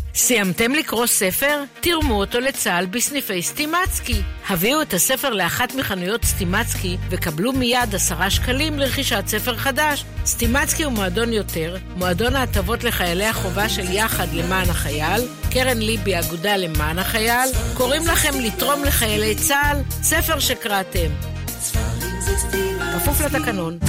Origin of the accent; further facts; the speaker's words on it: Israel; אני ילידת הארץ, שגדלתי בבית ישראלי לכל דבר ועניין